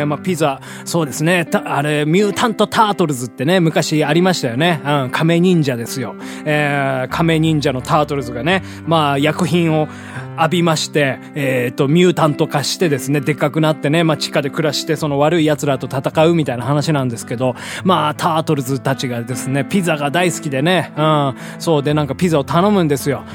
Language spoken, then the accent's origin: Japanese; Hiroshima, Japan; moved away as an adult; also born or lived in Tokyo; 実家のね、あの、地元の広島でやってたんですけど